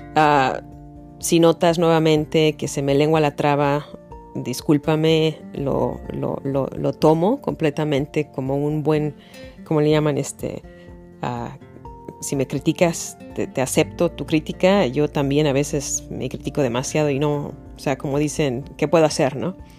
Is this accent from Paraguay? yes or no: no; Mexico City, Mexico; moved away as an adult; now in United States; Yo soy de la Ciudad de México y así nos hablábamos